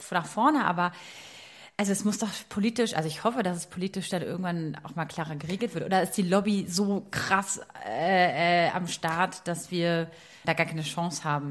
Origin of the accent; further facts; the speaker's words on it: Berlin, Germany; als Berliner Stadtmädchen